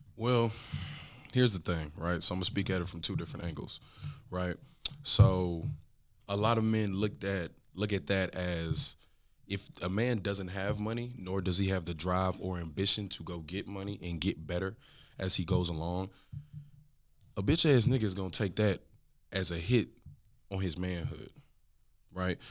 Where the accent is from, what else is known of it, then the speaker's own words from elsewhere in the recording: Grand Prairie, Texas, United States; also born or lived in Dallas area, Texas; I'm from Grand Prairie, Texas. Um, so, and I currently still live in the Dallas area